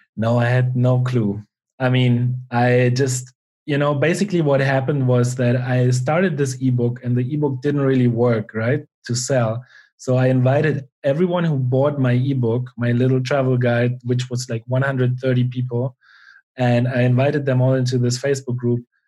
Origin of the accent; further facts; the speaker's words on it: Germany; now in Spain; I grew up, um, yeah, in a small town in Germany